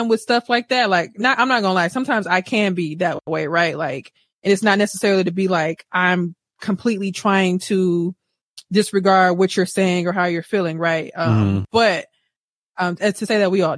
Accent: Wisconsin, United States; I'm from Wisconsin

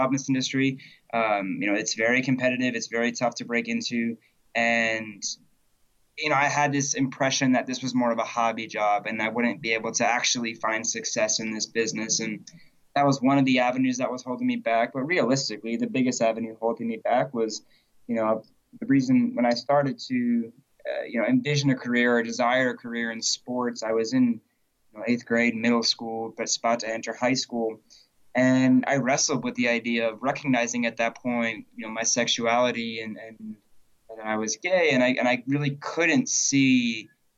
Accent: Berkley, Massachusetts, United States; I was born and raised in Berkeley, Massachusetts, which is a small little farming town in the south coast of the state

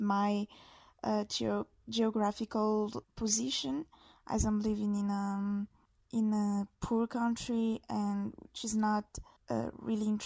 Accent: Madagascar; English is a second language; I'm an illustrator from Madagascar.

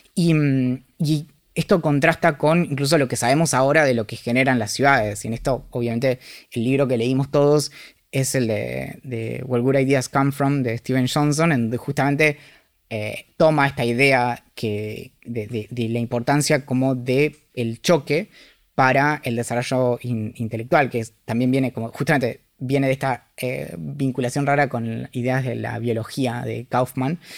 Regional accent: Bariloche, Río Negro, Argentina; crecí en Bariloche.

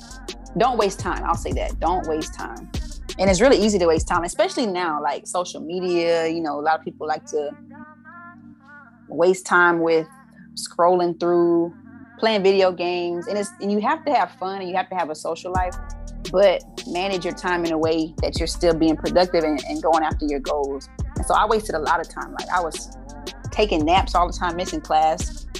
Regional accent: Arizona, United States; I didn't know what FAMU was prior to growing up in Arizona.

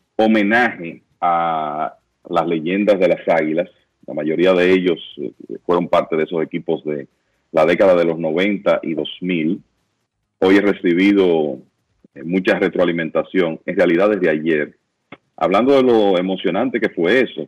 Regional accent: Santiago de los Caballeros, Santiago, Dominican Republic; me siento como santiaguero orgulloso de lo que se pudo hacer aquí

